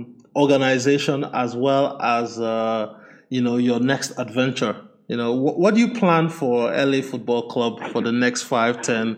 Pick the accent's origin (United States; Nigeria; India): Nigeria; Lagos; my hometown in Lagos, Nigeria